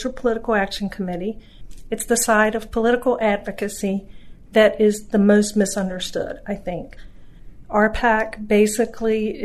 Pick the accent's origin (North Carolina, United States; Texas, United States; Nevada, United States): North Carolina, United States; moved away as an adult; now in Virginia, United States; I grew up in North Carolina. I moved to Virginia in late 80s